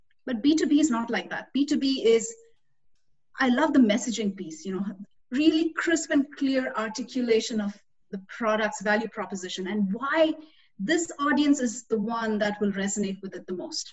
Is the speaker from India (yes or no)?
yes; India; moved away as an adult; also born or lived in Austin, Texas, United States; I came from India as a 21-year-old.